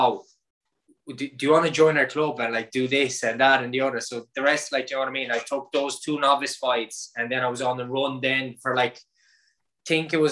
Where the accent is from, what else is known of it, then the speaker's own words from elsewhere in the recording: Galway, Connacht, Ireland; also born or lived in Romania; I came over to Ireland, I think, when I was 7 or 8. I was 7 or 8. I came over from Romania. I'm originally from Romania.